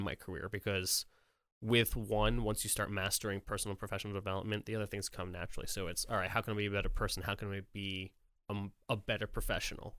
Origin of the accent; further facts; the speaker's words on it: Poughkeepsie, New York, United States; moved away as an adult; now in Nashville, United States; I'm from New York